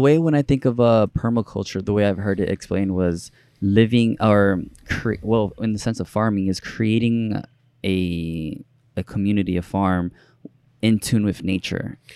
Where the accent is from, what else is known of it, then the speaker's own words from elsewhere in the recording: New York City, New York, United States; also born or lived in Dominican Republic; I grew up in New York City